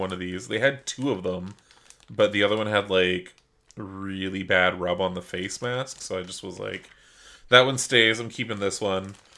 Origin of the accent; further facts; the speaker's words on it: Canada; We're Canadian.